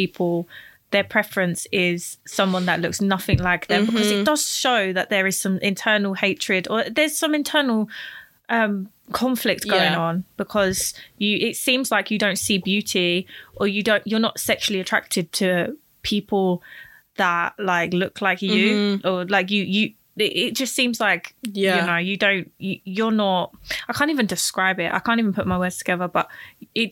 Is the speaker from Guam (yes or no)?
no; United Kingdom; I'm British too